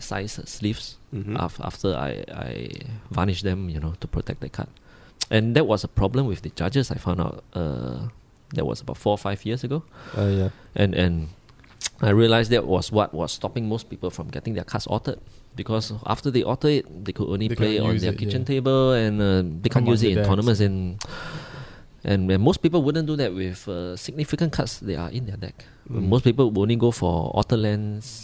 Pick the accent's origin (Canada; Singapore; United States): Singapore; I'm from Singapore